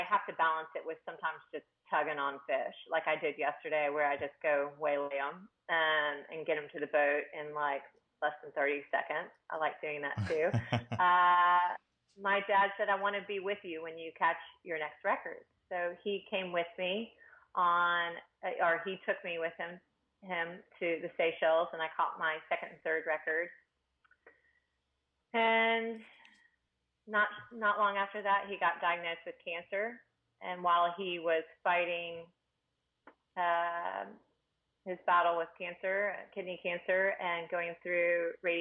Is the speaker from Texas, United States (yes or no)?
yes; Houston, Texas, United States; we grew up in Houston, Texas in the city